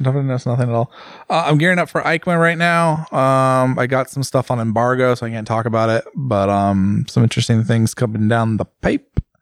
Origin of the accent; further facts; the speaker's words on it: United States; as an American